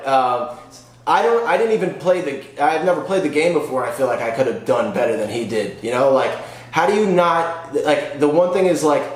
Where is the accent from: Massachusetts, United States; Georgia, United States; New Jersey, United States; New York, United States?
New York, United States; Long Island; I'm from Long Island